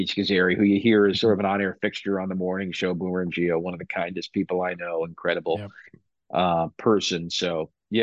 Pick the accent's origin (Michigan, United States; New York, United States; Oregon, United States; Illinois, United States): New York, United States; Long Island; moved away as an adult; now in Binghamton, United States; growing up in Long Island, a lot of my friends went to SUNY Binghamton